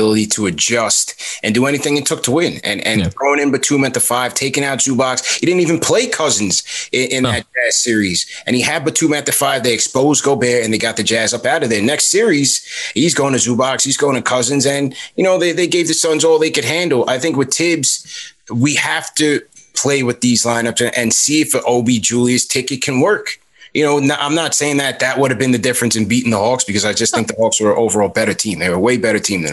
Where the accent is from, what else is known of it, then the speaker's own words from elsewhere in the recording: Jamaica; I'm Jamaican